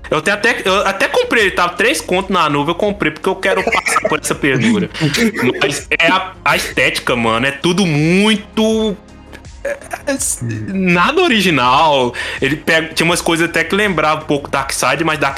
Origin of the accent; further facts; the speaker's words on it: Minas Gerais, Brazil; Eu sou, eu sou de Minas, o que mais tem aqui é barzinho também.